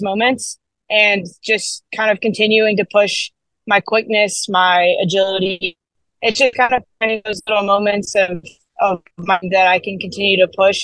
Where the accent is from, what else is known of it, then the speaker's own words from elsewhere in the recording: United States; being an American